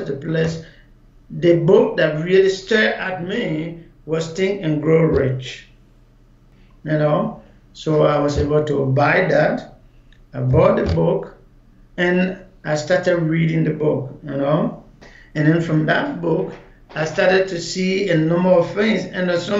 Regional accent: Maryland County, Liberia; moved away as an adult; also born or lived in Ghana; I'm a Liberian. I was born in Upper Maryland County, which is in the southeastern part of Liberia

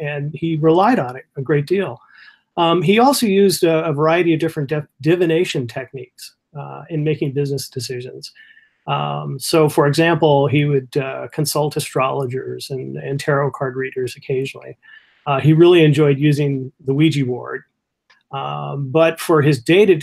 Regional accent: California, United States; now in Michigan, United States; I'm originally from California

